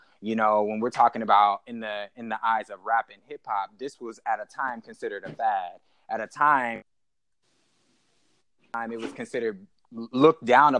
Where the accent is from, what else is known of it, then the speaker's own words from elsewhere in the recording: United States; I was born and raised in America. My parents were born and raised, and so on and so forth. Like I said, you know, my roots descend from slaves. Like, I'm a descendant of American chattel slavery